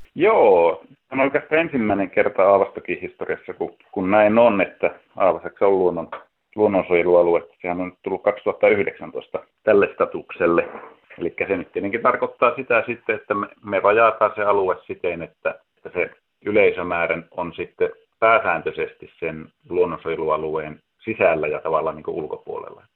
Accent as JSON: {"language": "Finnish", "town": "Ylitornio", "region": "Lapland", "country": "Finland", "moved": "yes", "lives_now": "Oulu, Finland", "said": "Ylitornioltahan kotoisin olen"}